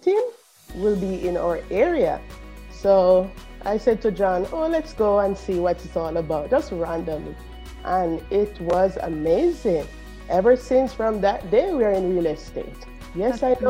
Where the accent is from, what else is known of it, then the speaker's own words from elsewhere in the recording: Jamaica; accent: Caribbean; moved away as an adult; now in Edmonton, Canada; If you hear that Caribbean accent, I'm from Jamaica. So I'm an immigrant to Canada for the past 7 years